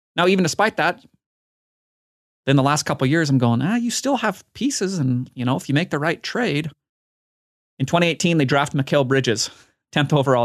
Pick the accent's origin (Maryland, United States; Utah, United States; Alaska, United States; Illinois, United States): Utah, United States; my hometown team, the Utah Jazz